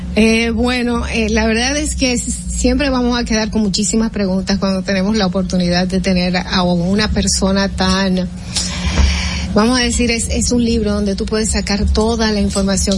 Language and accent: Spanish; Dominican Republic; nosotros como dominicanos